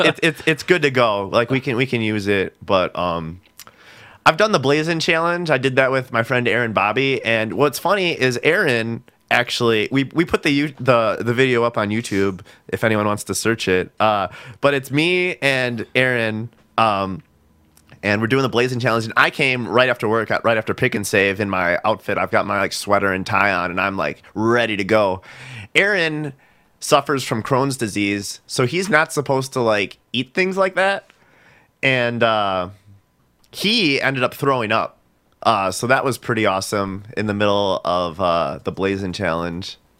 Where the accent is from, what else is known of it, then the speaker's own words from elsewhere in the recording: Milwaukee, Wisconsin, United States; being from Milwaukee